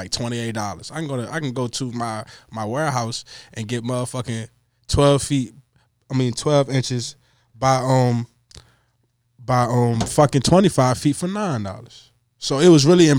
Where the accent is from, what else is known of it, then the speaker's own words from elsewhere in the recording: Richmond, Virginia, United States; I was born and raised in Richmond, Virginia